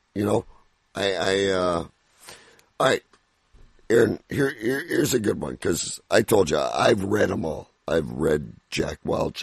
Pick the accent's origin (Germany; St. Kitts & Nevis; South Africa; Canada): Canada; I'm Canadian